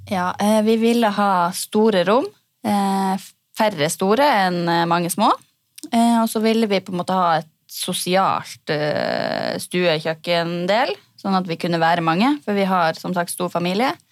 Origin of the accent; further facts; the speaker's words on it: Senja, Troms, Norway; now in Sarpsborg, Norway; jeg kommer fra Senja